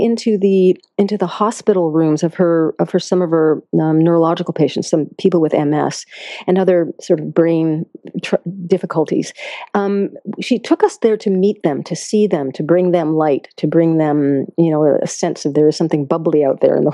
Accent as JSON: {"language": "English", "town": "Concord", "region": "Massachusetts", "country": "United States", "tie": "born or raised there", "said": "So I grew up in Massachusetts, a very beautiful, beautiful state, actually in Concord, Mass., only a mile away from Walden Pond"}